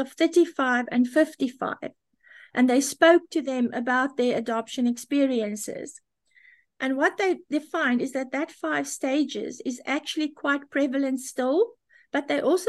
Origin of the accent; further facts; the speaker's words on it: South Africa; I was born in South Africa.